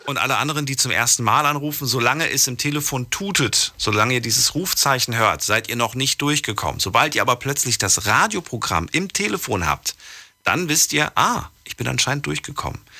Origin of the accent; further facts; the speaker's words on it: Frankfurt, Hesse, Germany; Ich komme aus Frankfurt